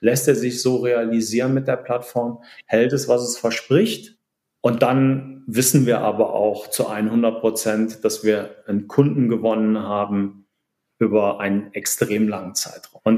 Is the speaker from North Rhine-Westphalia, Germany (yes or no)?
yes; Cologne, North Rhine-Westphalia, Germany; born there; Aber ja, wie du schon gesagt hast, äh, geboren in Köln.